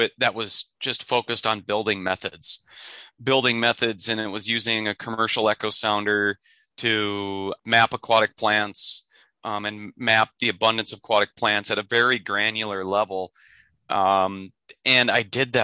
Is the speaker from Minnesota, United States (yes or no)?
yes; Minnesota, United States; also born or lived in Michigan; with the Forest Service in my home state of Minnesota on the Chippewa National Forest